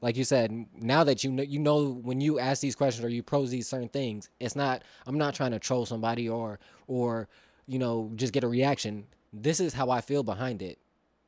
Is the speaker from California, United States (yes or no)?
yes; the Bay Area, California, United States; also born or lived in Atlanta; I wasn't born in the Bay, but I spent most of my life in the Bay, so I consider the Bay my home